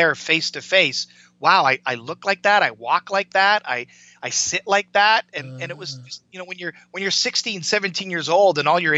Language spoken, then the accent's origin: English; Canada; I grew up in Canada, I was born in the mid 60s, grew up in the 70s